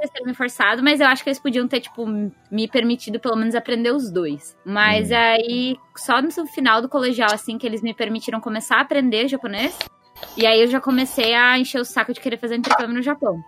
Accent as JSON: {"language": "Portuguese", "region": "São Paulo", "country": "Brazil", "moved": "as an adult", "lives_now": "Japan", "said": "que sou de São Paulo"}